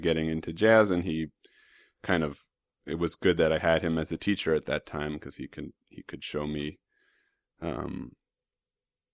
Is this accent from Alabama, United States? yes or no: no; New York City, New York, United States; I was fortunate to grow up in Manhattan